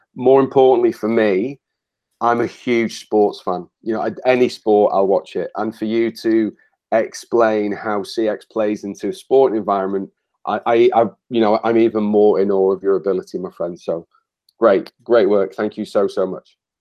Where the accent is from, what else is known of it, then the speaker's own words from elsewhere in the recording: Wales, United Kingdom; So I'm Welsh, and I'm passionately Welsh